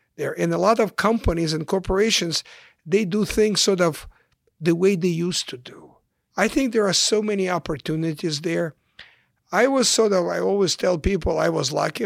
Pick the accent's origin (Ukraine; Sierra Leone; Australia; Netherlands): Ukraine; English is a second language; moved away as an adult; also born or lived in Kyiv, Ukraine / Chicago, United States; now in United States; I came to the United States in nineteen seventy-six as a refugee from the former Soviet Union, from Ukraine